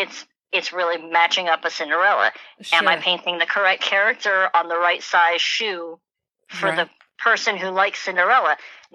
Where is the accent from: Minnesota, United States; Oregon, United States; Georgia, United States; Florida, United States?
Florida, United States; Tampa; moved away as an adult; now in Washington, D.C., United States; I come from Tampa, Florida